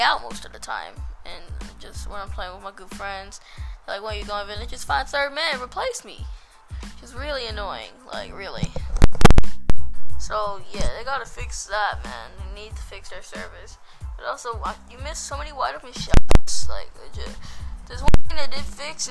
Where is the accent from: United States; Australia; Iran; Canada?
Australia; I'm an Australian boy.